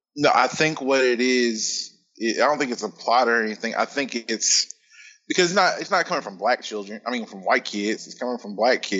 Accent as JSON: {"language": "English", "region": "Indiana", "country": "United States", "tie": "born or raised there", "said": "growing up in Indiana"}